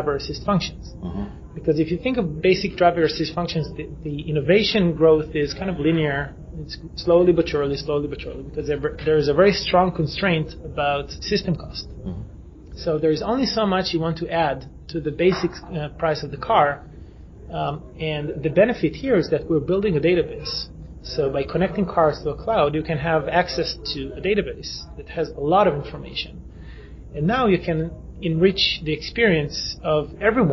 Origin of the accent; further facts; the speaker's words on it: Israel; we come from Israel